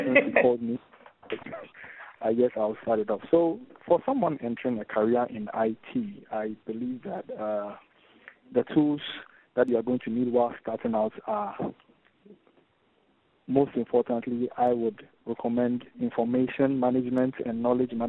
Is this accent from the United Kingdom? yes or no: no; Ghana; I'm from Ghana, which is in West Africa.